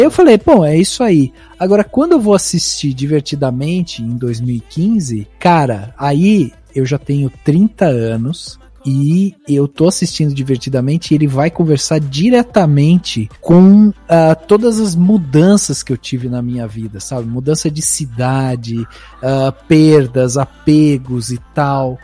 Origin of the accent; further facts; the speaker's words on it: Brazil; como brasileiro